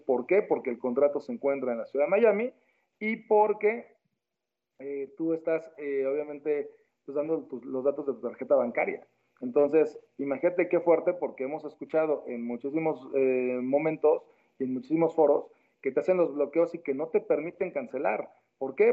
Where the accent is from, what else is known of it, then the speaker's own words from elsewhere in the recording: Mexico; en mi país de origen, que es México